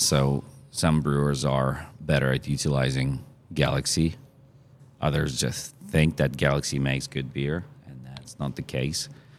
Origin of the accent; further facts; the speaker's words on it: Australia; I'm from Australia, right? So we can start drinking at 18.